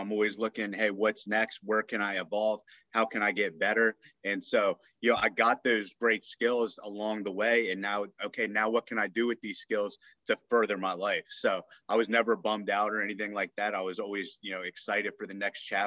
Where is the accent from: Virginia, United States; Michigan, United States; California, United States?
Virginia, United States; Northern; I grew up in Northern Virginia, right outside of, you know, Washington, D.C.